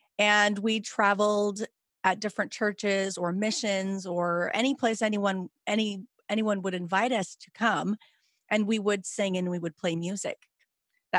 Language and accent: English; Lakewood, California, United States; I grew up in Los Angeles